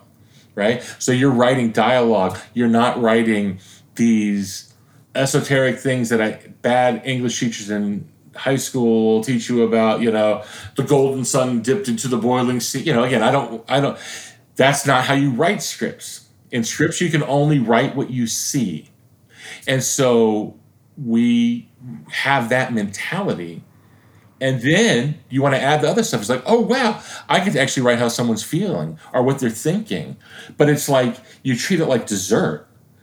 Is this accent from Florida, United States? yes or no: yes; Florida, United States; this is my home state. I am a public school kid